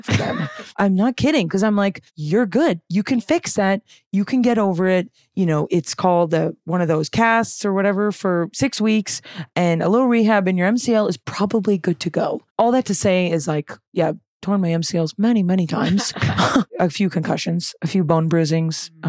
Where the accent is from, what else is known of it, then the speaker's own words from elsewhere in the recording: West Vancouver, British Columbia, Canada; I'm from Vancouver. I'm from the North Shore of okay. Vancouver. West Vancouver. Born and raised